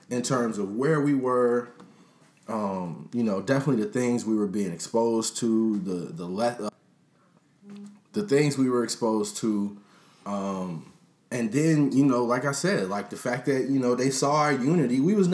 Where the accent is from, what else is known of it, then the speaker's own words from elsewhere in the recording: Chicago, Illinois, United States; I grew up in Beverly.